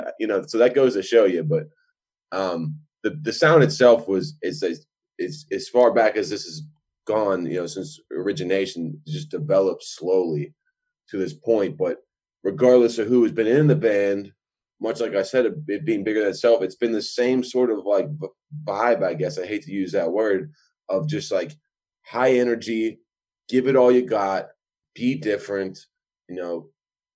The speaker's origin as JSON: {"language": "English", "town": "Pittsburgh", "region": "Pennsylvania", "country": "United States", "tie": "born or raised there", "also_born_or_lived": "Kent, Ohio", "moved": "as an adult", "said": "I grew up in Pittsburgh"}